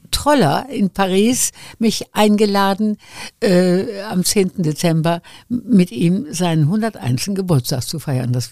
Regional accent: Wuppertal, North Rhine-Westphalia, Germany; Wir sind ja erst, ich weiß nicht, seit 80 Jahren oder was

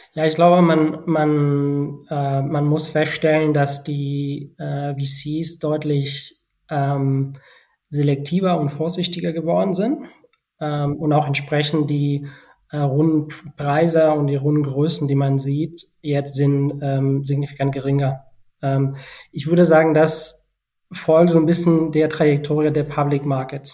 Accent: Barcelona, Catalonia, Spain; German is a second language; moved away as an adult; also born or lived in Bonn, Germany / China; von äh, Barcelona, meiner Heimatstadt, nach Deutschland zu ziehen

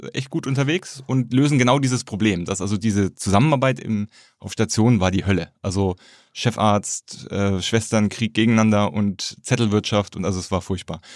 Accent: Erlangen, Bavaria, Germany; moved away as an adult; also born or lived in Berlin; Zivildienst an der Kinderklinik Erlangen gemacht, wo ich herkomme

